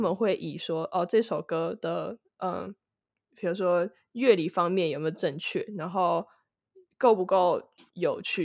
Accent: Taiwan; now in United States; 我是来自台湾，居住在美国的，呃，算是制作人兼歌手

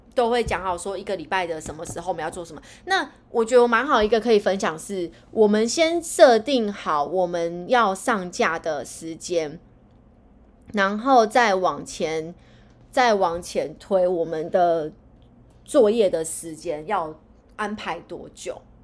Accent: East Coast, Taiwan; now in Northern Taiwan; 我是来自东海岸的，我是来自东海岸，北漂的女子

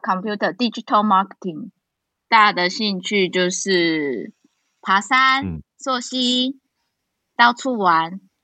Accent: Changhua County, Taiwan; now in Taichung, Taiwan; 我是彰化人

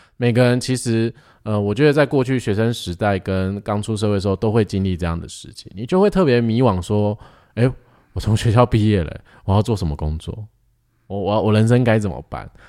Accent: Taiwan; 我们是台湾人

